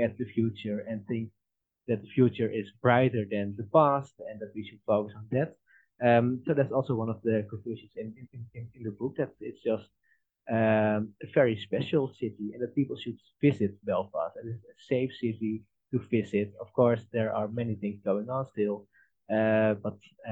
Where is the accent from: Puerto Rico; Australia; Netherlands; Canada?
Netherlands; I'm from the Netherlands